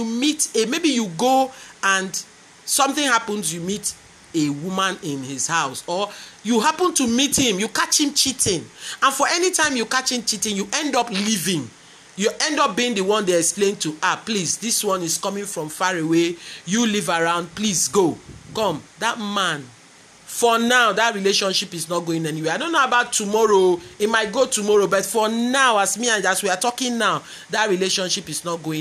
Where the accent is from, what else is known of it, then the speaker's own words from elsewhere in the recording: Nigeria; I'm a Nigerian, and I talk the way we do our own relationships here